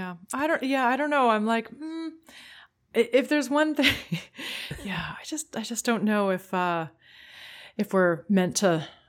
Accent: Canada; As a Canadian, a Commonwealth country.

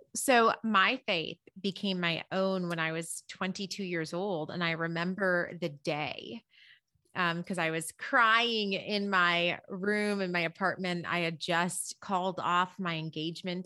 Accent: Berrien Springs, Michigan, United States; moved away; I grew up in, um, Berrien Springs, Michigan

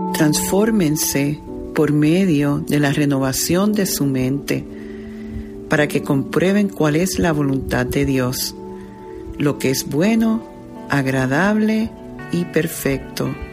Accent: Puerto Rico; como diríamos en el argot puertorriqueño, yo como puertorriqueño

